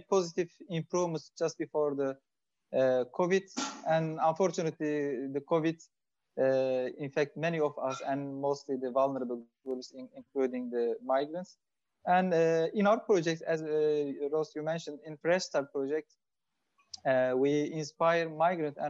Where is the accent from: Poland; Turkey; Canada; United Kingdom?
Turkey; moved away as an adult; now in Belgium; I am from Turkey, and since 2015, I have been living in Belgium.